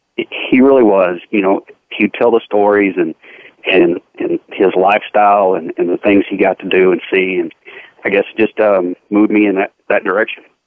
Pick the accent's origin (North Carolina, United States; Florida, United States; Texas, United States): Texas, United States; Fort Worth; I grew up here in Fort Worth and uh, lived my whole life here with my entire family